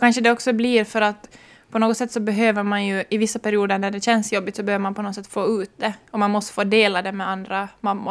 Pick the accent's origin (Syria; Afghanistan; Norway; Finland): Finland; Ekenäs, Uusimaa; moved away as an adult; now in Maxmo, Finland; jag kommer ursprungligen från Ekenäs men blev i Österbotten när jag skulle komma hit för att studera